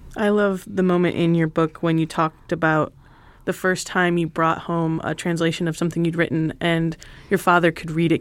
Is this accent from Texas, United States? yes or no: no; Michigan, United States; moved away; I grew up in Michigan